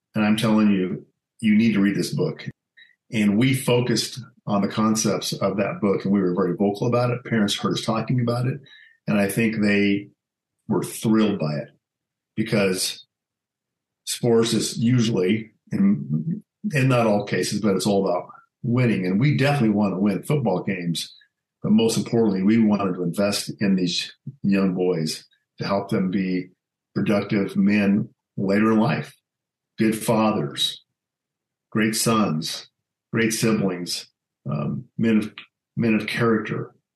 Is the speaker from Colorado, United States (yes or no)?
yes; Alamosa, Colorado, United States; also born or lived in Grand Junction, Colorado; my dad was transferred. He was J.C. Penney, and he was transferred to Alamosa, Colorado, and that's pretty much where I grew up